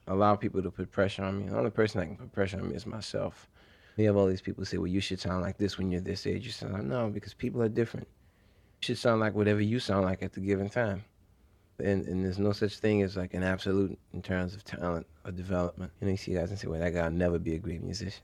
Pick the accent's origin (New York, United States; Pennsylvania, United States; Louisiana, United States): Louisiana, United States; New Orleans; Growing up in New Orleans is unique.